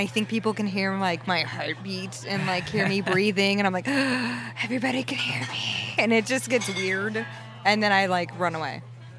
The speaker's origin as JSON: {"language": "English", "town": "Las Vegas", "region": "Nevada", "country": "United States", "tie": "born or raised there", "also_born_or_lived": "California", "moved": "yes", "lives_now": "New York City, United States", "said": "Yeah, I grew up in Vegas, and then I moved from Vegas to California."}